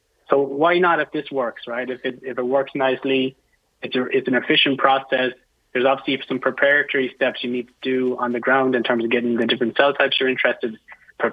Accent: Ireland; now in United States; I'm from Ireland

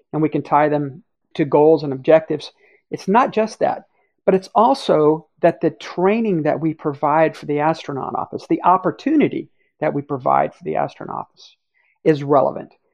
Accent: Cocoa Beach, Florida, United States; I grew up in Cocoa Beach, Florida

